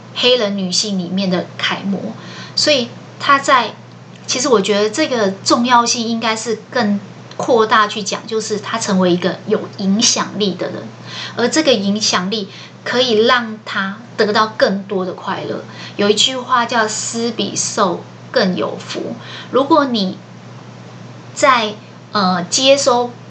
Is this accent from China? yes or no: no; Taiwan; 我们台湾人